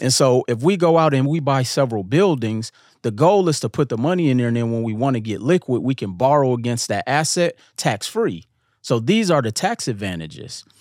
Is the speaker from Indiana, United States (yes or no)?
no; Milwaukee, Wisconsin, United States; growing up in Milwaukee